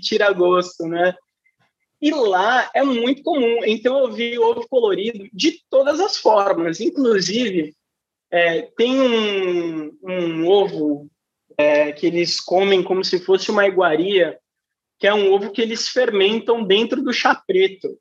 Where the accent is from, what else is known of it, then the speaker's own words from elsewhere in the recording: São Paulo, Brazil; eu sou de São Paulo